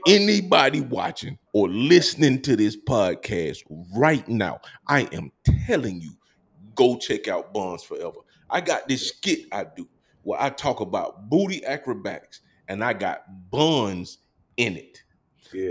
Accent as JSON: {"language": "English", "town": "Columbus", "region": "Georgia", "country": "United States", "also_born_or_lived": "San Diego", "moved": "as an adult", "lives_now": "Maryland, United States", "said": "I'm from Columbus, Georgia"}